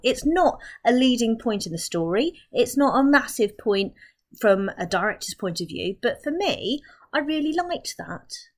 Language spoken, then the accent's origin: English; Milton Keynes, South East England, United Kingdom; I'm from Milton Keynes